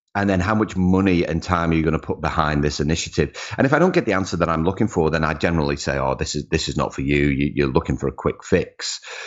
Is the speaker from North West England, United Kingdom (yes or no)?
yes; Liverpool, North West England, United Kingdom; Grew up in Liverpool. Liverpool was home.